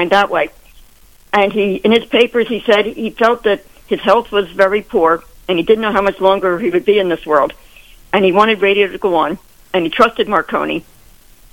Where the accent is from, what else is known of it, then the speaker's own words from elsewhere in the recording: Pennsylvania, United States; my home state of Pennsylvania